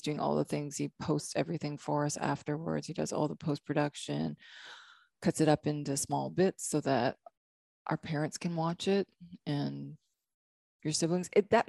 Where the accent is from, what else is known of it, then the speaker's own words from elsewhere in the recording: Canada; now in Hilton Head, United States; I was from Canada.